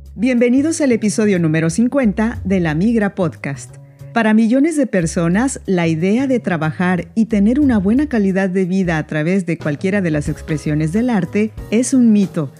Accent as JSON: {"language": "Spanish", "country": "Mexico", "said": "soy mexicana."}